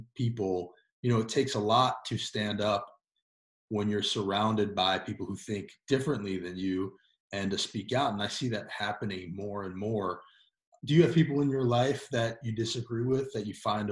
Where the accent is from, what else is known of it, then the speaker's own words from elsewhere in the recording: New York City, New York, United States; now in Tennessee, United States; I was born in New York, by the way, in Upper East Side.